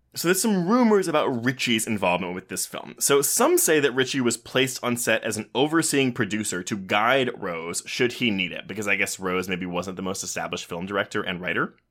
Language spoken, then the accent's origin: English; Richmond, Texas, United States; the house I grew up in in Richmond, Texas